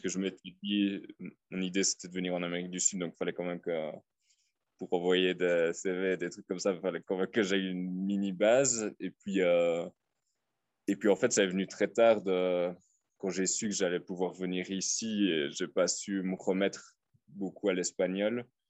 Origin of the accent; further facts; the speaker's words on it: Liège, Wallonia, Belgium; moved away as an adult; now in Copampa, Peru; je viens de Liège, à mon avis j'ai encore l'accent là, qui reste un peu.